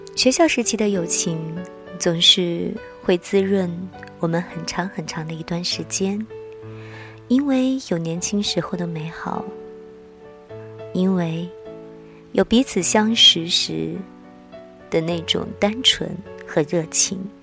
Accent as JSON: {"language": "Chinese", "area": "the South", "region": "southern China", "country": "China", "said": "因为我是南方人。"}